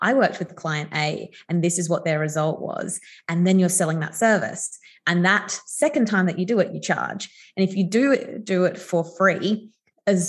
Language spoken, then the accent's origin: English; Adelaide, South Australia, Australia; I grew up in Adelaide